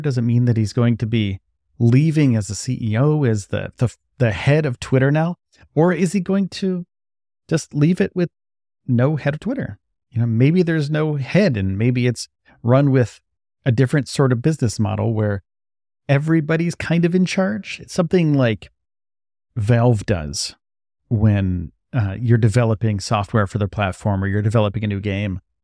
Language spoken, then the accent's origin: English; New York, United States; moved away as an adult; now in Brownsville, Texas, United States; I'm from New York